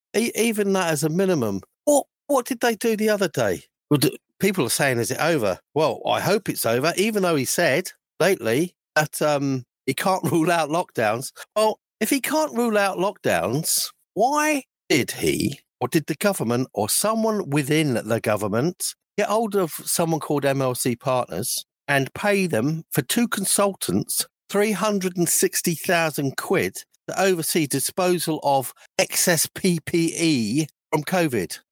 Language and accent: English; London, United Kingdom; moved away; I was brought up in London for a few years when I was younger, and from about two or three onwards